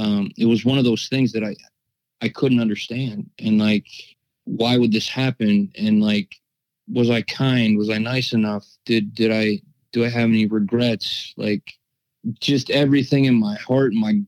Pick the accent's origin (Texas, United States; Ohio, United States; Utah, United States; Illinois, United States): Ohio, United States; I'm from Ohio